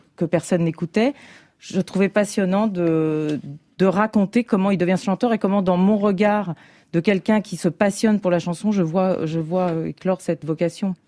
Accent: Paris, Île-de-France, France; je suis parisienne et en même temps, je suis d'origine géorgienne

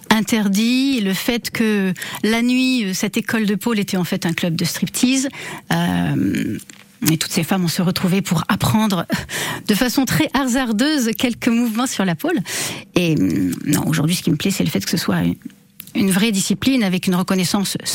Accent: Bordeaux, Nouvelle-Aquitaine, France; Alors, j'ai grandi en partie à Bordeaux, mais effectivement, quand j'étais enfant, mes parents avaient vraiment la bougeotte et on a beaucoup, beaucoup déménagé, mais en restant dans le sud-ouest et en Aquitaine.

